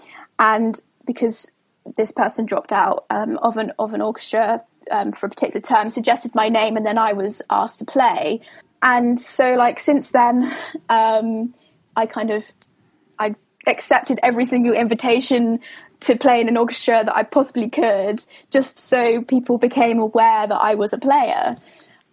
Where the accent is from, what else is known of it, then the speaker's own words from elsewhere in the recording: Somerset, South West England, United Kingdom; moved away as an adult; I come from Somerset